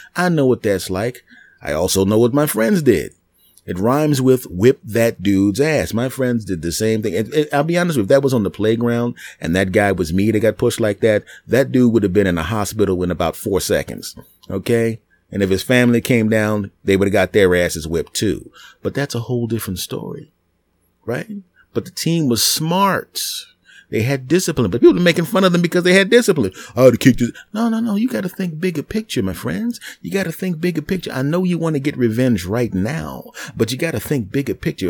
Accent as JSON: {"language": "English", "region": "East Coast", "country": "United States", "said": "I was from the East Coast"}